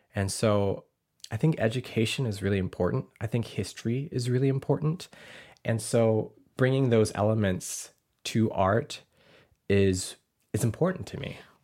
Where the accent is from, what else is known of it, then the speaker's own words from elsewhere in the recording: Arkansas, United States; now in Portland, United States; growing up in Arkansas, I never wanted to be Laotian